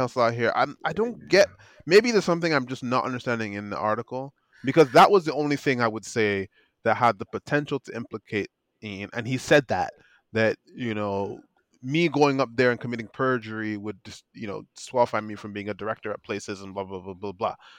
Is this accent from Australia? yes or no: no; Nigeria; me being a Nigerian